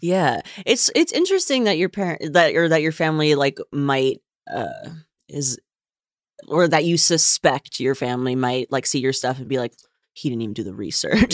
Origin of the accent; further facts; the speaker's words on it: United States; I'm from here, I grew up here, I am very American